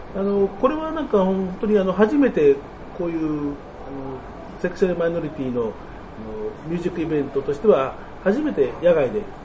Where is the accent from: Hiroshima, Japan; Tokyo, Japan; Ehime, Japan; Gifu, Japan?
Tokyo, Japan; also born or lived in Shizuoka; 僕その生まれは東京なんですけど親が2人とも静岡で